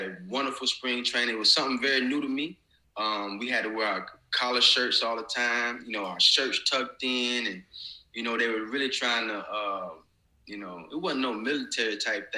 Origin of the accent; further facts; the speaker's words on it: Pensacola, Florida, United States; moved away as an adult; now in Canada; my hometown of Pensacola.